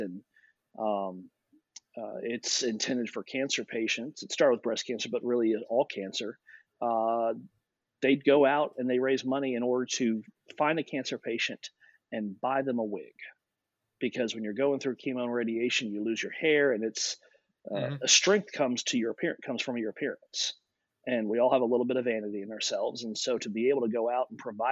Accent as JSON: {"language": "English", "town": "Louisville", "region": "Kentucky", "country": "United States", "tie": "born or raised there", "said": "I grew up in Louisville, Kentucky."}